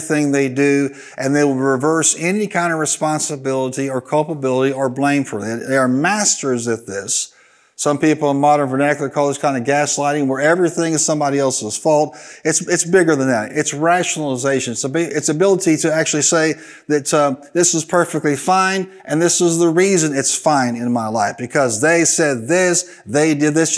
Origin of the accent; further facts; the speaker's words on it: Carbondale, Illinois, United States; in Carbondale where I was raised